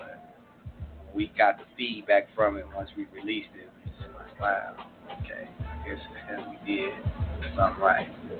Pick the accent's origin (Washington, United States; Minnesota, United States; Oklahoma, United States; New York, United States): Oklahoma, United States; Tulsa; also born or lived in California; Born and raised in Tulsa. Mm-hmm.